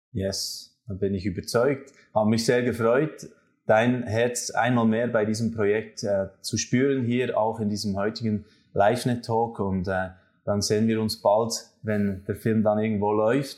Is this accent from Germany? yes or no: no; Switzerland; zwei Schweizer